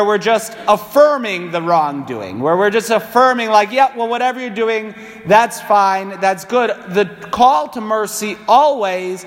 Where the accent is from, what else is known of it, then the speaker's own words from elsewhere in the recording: Waterbury, Connecticut, United States; being born and raised in New England